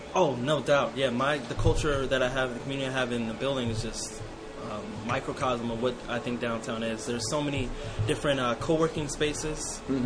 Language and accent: English; Ohio, United States; moved away as an adult; now in Las Vegas, United States; my hometown in Ohio